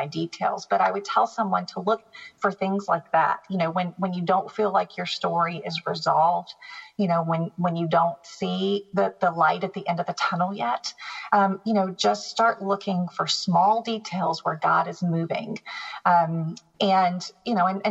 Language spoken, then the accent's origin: English; the South, United States; I grew up in the South. I grew up as a Southern Baptist. You don't skip Easter Sunday church